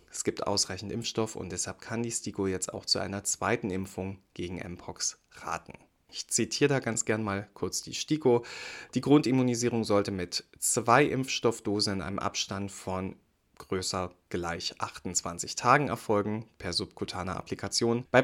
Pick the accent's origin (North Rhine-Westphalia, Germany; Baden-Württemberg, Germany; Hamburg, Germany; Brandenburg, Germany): Brandenburg, Germany; Und dafür machen wir eine Reise in mein Heimatbundesland, nach Brandenburg.